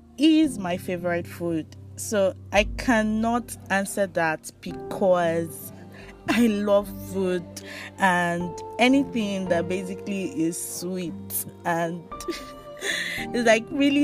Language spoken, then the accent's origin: English; Nigeria; I'm from Nigeria, West Africa.